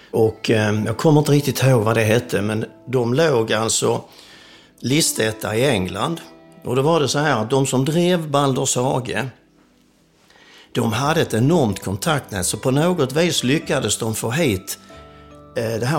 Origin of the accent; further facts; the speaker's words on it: Perstorp, Skåne, Sweden; also born or lived in Stockholm; vi kom hit 1959-1960 så att jag räknar mig som Perstorpsbo naturligtvis.